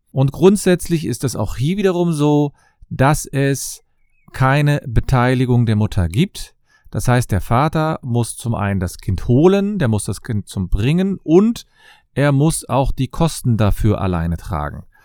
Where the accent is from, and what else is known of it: Cologne, North Rhine-Westphalia, Germany